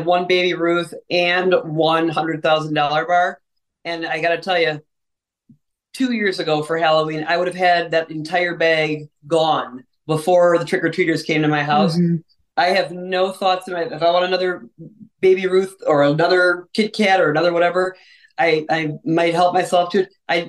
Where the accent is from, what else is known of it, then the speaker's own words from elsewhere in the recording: Ireland; I'm an Irish person, so I couldn't be more stereotypical drinker, potato eater, all of the above.